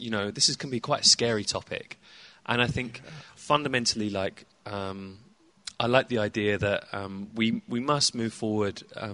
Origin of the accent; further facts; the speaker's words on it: United Kingdom; as you can tell via my accent, I'm from the UK